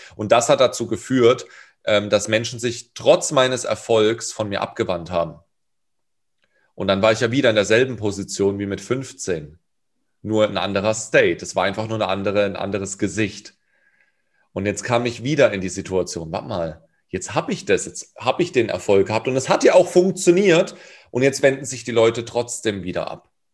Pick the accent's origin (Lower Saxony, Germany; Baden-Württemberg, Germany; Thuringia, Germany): Baden-Württemberg, Germany; Karlsruhe; Hip-Hop in Durlach, da wo ich herkomme